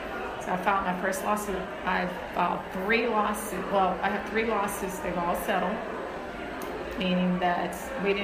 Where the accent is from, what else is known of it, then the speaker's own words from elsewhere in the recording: Huntsville, Alabama, United States; now in Texas, United States; I grew up in Huntsville, Alabama.